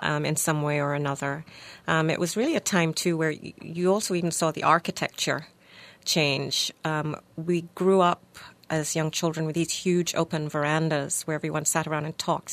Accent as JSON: {"language": "English", "country": "Jamaica", "tie": "born or raised there", "moved": "yes", "said": "I grew up in Jamaica"}